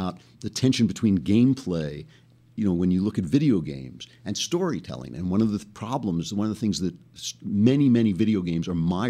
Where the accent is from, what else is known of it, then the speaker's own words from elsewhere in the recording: Great Neck, New York, United States; my hometown of Great Neck